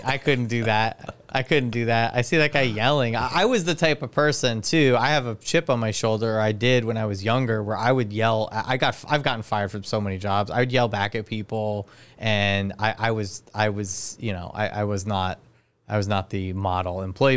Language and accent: English; Highlands, New Jersey, United States; I'm from Highlands